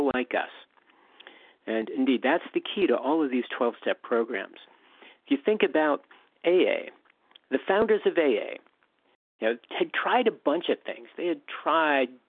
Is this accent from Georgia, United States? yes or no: no; Western Pennsylvania, United States; moved away as an adult; also born or lived in Southern California / San Francisco; I grew up in Western Pennsylvania, escaped when I was 18, went to Southern California